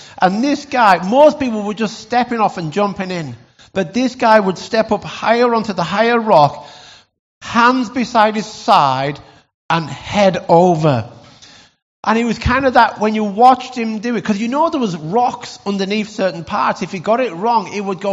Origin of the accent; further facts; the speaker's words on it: Lake District, North West England, United Kingdom; growing up in the Lake District